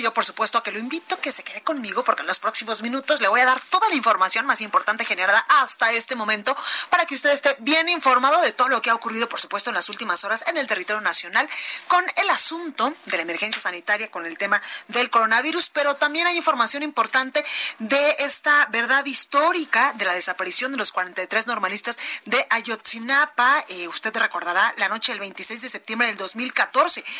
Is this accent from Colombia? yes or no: no; Guadalajara, Jalisco, Mexico; now in Mexico City, Mexico; en Guadalajara Jalisco, en mi tierra